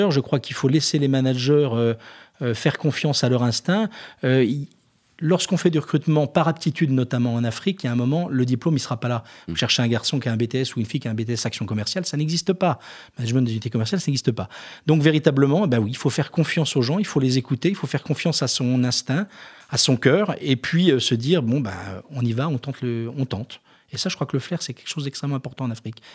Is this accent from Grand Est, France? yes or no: no; Jura, Bourgogne-Franche-Comté, France; Alors moi, je suis jurassien